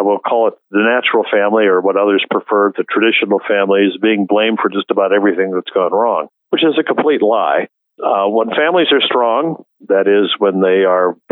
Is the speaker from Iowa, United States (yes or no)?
yes; Des Moines, Iowa, United States; I was born and raised in Des Moines, Iowa